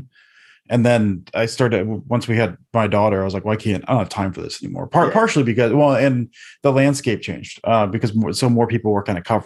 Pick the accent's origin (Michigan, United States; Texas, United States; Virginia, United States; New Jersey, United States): Michigan, United States; Detroit; I'm from the Detroit area